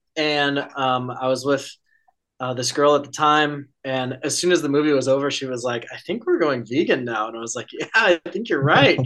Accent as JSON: {"language": "English", "town": "Conifer", "region": "Colorado", "country": "United States", "moved": "yes", "lives_now": "Eugene, United States", "said": "I'm from Conifer, Colorado"}